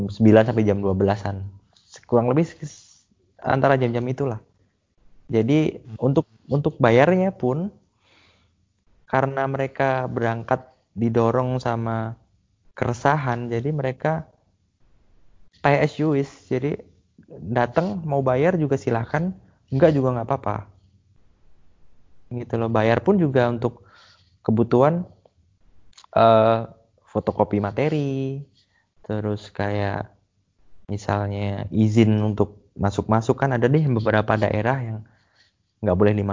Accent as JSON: {"language": "Indonesian", "region": "Java", "country": "Indonesia", "said": "aku di rumah dipaksa kalau sama orang tua ya harus berbahasa Jawa halus jadi biar angga ungguh sopan santunnya itu sebagai orang Jawa tetap terjaga"}